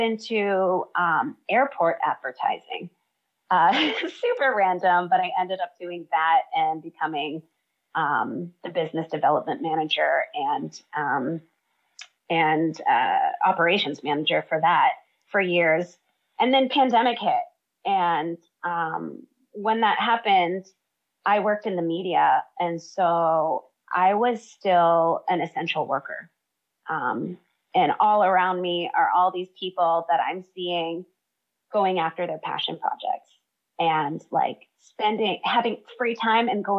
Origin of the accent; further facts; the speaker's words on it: Massachusetts, United States; moved away as an adult; now in Hawaii, United States; So I grew up in Massachusetts, studied theater my whole life